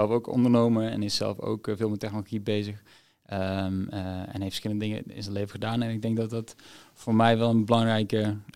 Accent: Zimbabwe; also born or lived in Niger; Ja, geboren in Niger. na drie maanden verhuisd naar Zimbabwe. Dus goed, Niger heb ik niet gekend.

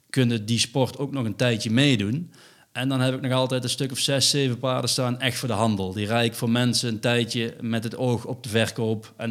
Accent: North Brabant, Netherlands; voor ons als Brabanders

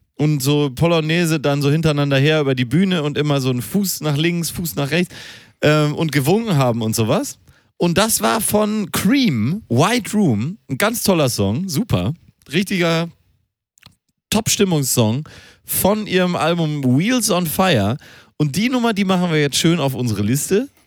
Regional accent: Germany; weil wir Deutsche sind und weil wir als Deutsche direkt erkannt werden

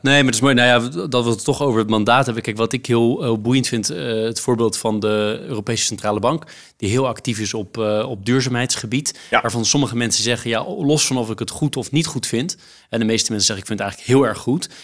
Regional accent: Netherlands; als Nederlander

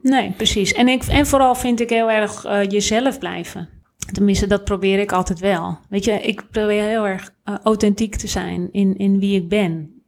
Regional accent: Netherlands; wij zijn als Nederlanders

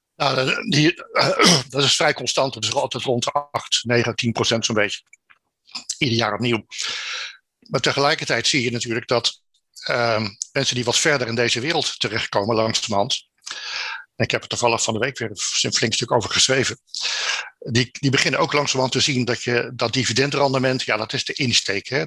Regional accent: Netherlands; als Nederlanders

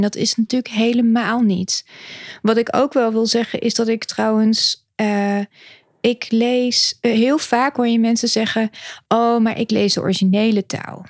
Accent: Utrecht, Netherlands; now in The Hague, Netherlands; ik ben eigenlijk geboren in Utrecht

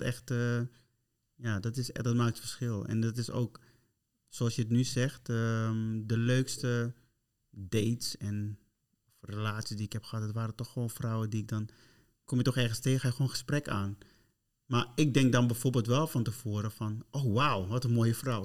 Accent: Curaçao; ik ben van Curaçao

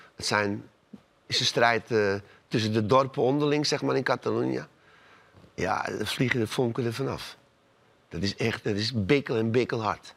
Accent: Amsterdam, North Holland, Netherlands; Ik ben in Amsterdam geboren, ben een Amsterdamse jongen

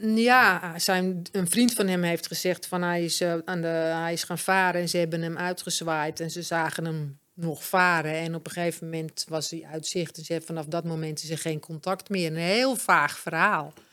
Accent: Amsterdam, North Holland, Netherlands; also born or lived in Bloemendaal / Alkmaar / Egmond aan Zee; ik kom van oorsprong uit Amsterdam

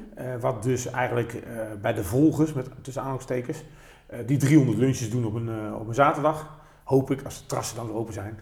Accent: North Brabant, Netherlands; bij ons in Brabant

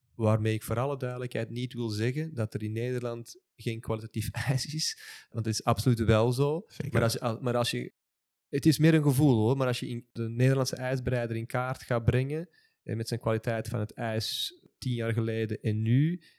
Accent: Belgium; Ik ben nu eenmaal geboren als Belg en ik zal dan altijd wel een Belg blijven.

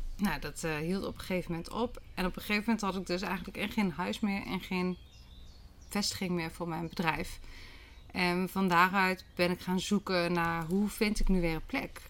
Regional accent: Achterhoek, Gelderland, Netherlands; In, eh, in een landgoed op mijn geboortegrond

